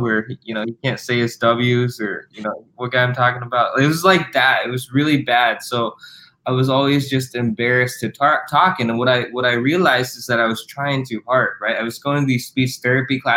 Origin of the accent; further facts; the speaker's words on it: Iowa, United States; also born or lived in South Korea; adopted by my parents here in Iowa.